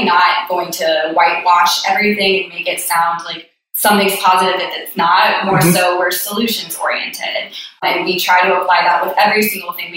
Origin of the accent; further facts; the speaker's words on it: Columbia, South Carolina, United States; moved away as an adult; also born or lived in Charlotte, North Carolina; now in Charleston, United States; born and raised in Columbia, South Carolina